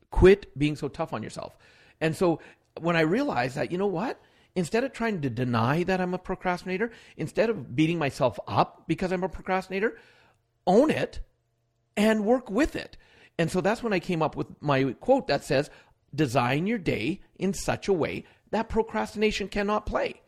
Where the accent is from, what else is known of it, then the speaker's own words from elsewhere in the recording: Alberta, Canada; born in Canada, but born in one other province. But most of my life, I was raised here in Alberta